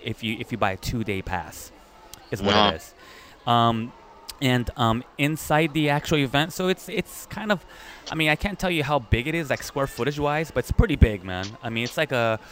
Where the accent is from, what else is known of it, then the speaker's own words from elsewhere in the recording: United States; now in Japan; I'm from America